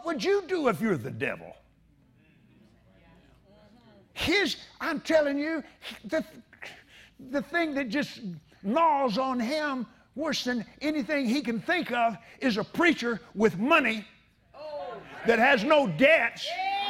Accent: Abilene, Texas, United States; I was raised in Abilene, Texas

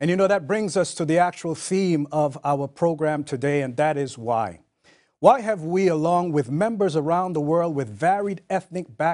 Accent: New York, United States; also born or lived in Jamaica; I grew up in New York

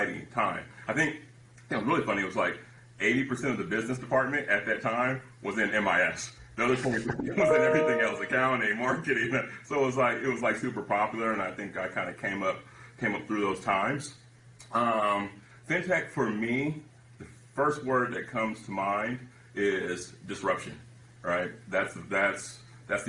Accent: San Francisco Bay Area, California, United States; I'm from the Bay Area, right? Silicon Valley

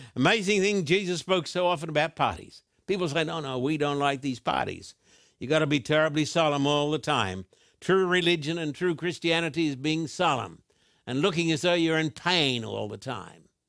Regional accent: Brisbane, Queensland, Australia; when I was a boy growing up in Brisbane

